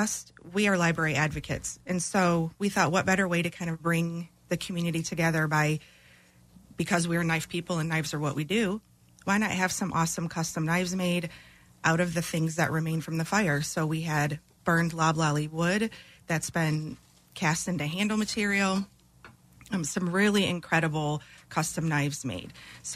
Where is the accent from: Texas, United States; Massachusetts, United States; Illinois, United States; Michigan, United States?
Michigan, United States; Detroit; now in Bastrop, United States; We're from Detroit.